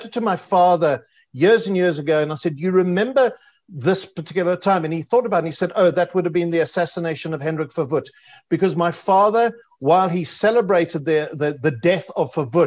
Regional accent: Edenvale, Gauteng, South Africa; I grew up in Edenvale

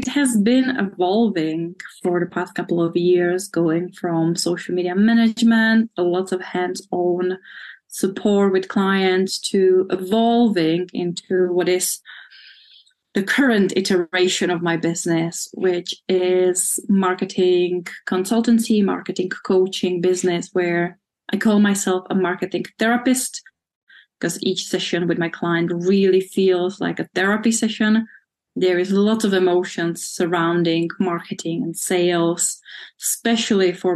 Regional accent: Czechia; moved away as an adult; also born or lived in United Kingdom; I'm from the Czech Republic, born when it still was Czechoslovakia, but I'm Czech.

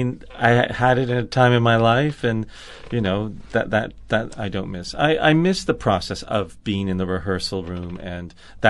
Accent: Canada; That is my home country, yes.

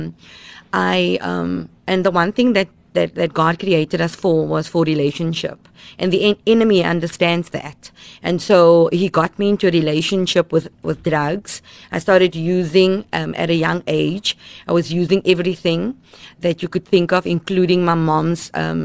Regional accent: Cape Town, Western Cape, South Africa; I grew up in Mitchell's Plain

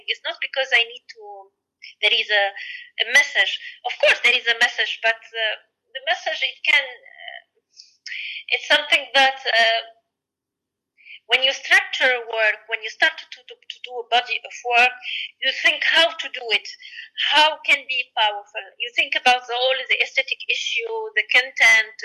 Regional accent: Sfax Governorate, Tunisia; also born or lived in Paris / Tokyo; I did it in my hometown. In the Sfax, and it's close to the sea

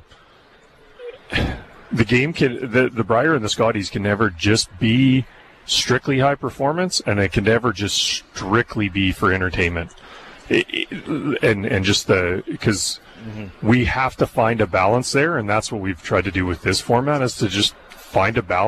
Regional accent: Brandon, Manitoba, Canada; I grew up in Brandon

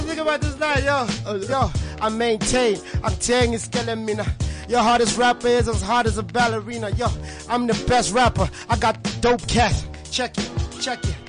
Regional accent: Tembisa, Gauteng, South Africa; also born or lived in Soweto; now in Naturena, South Africa; I was born I was born in Soweto, grew up in Tembisa

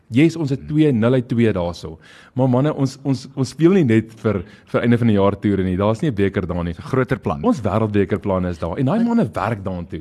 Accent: South Africa; ons is Suid-Afrikaners

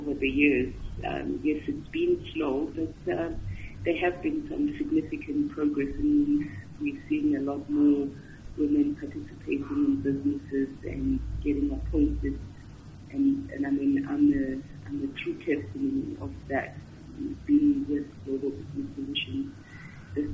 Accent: Grahamstown, Eastern Cape, South Africa; also born or lived in Port Elizabeth; I was born in Grahamstown, as I said, but I left Grahamstown, moved to PE for some time when I was in standards 9 and 10

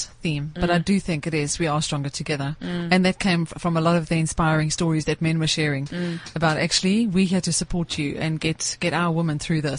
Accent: South Africa; There are no women in the world that are as inspiring and are as inspired as South African women. But I do think that we're not the same without men in our lives.

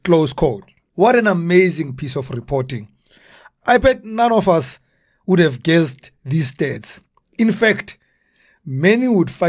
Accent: Soweto, Gauteng, South Africa; So, I mean, I do remember, so I come originally from Dobsonville, Soweto, and I remember one day I was going to see my parents and we live on a busy road

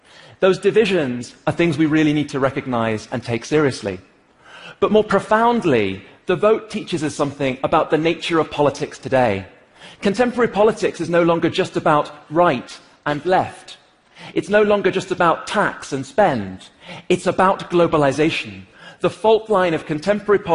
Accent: United Kingdom; I am British

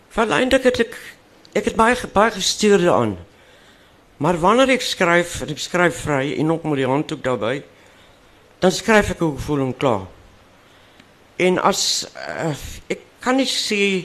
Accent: Western Cape, South Africa; first language Afrikaans; ek het nou natuurlik in die Kaap groot geword

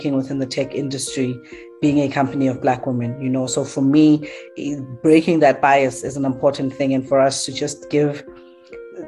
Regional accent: Johannesburg, Gauteng, South Africa; I'm born in Diepkloof, Soweto

